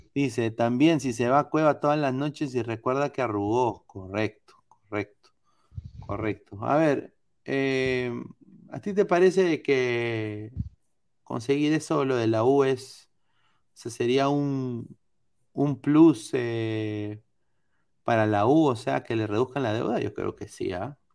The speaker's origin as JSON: {"language": "Spanish", "country": "Peru", "said": "Yo soy de Perú"}